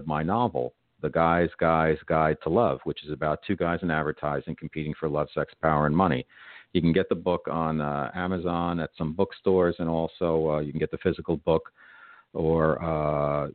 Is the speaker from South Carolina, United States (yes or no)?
no; New Jersey, United States; I'm from New Jersey, and I wasn't raised on pork roll